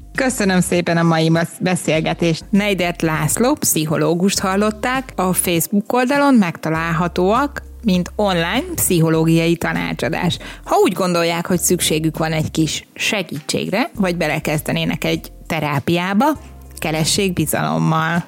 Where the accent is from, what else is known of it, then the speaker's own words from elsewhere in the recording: Hungary; moved away; én is egy kivándorolt magyar vagyok